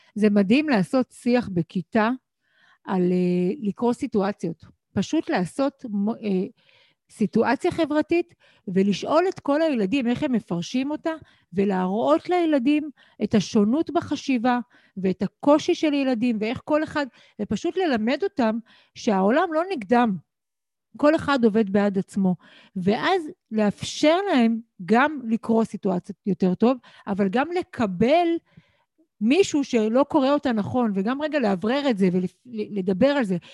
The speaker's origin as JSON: {"language": "Hebrew", "country": "Israel", "tie": "born or raised there", "said": "אני גדלתי, נולדתי בישראל בבית"}